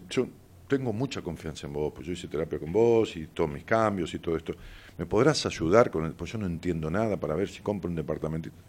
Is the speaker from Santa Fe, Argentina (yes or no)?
no; Ramos Mejía, Buenos Aires Province, Argentina; iba caminando por una vereda de mi pueblo, de Ramos Mejía